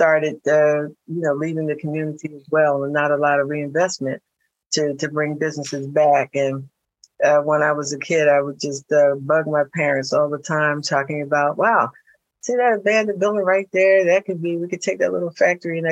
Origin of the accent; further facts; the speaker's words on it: Philadelphia, Pennsylvania, United States; I grew up in North Philadelphia